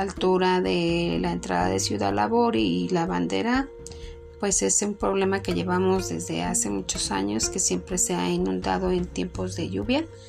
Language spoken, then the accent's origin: Spanish; Mexico; nosotros como mexicanos